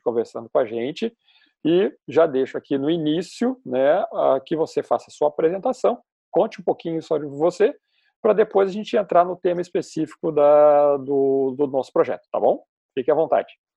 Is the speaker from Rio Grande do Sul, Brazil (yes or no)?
yes; Porto Alegre, Rio Grande do Sul, Brazil; sou de Porto Alegre